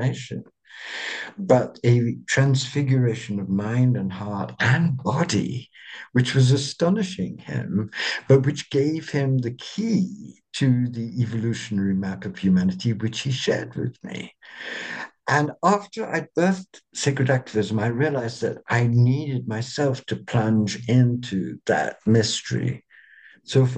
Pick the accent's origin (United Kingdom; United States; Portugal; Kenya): United Kingdom; England; I'm an Englishman